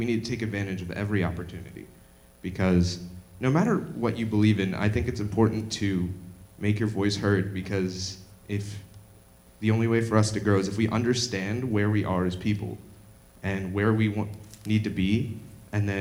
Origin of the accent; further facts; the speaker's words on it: Illinois, United States; now in Indiana, United States; I come from Illinois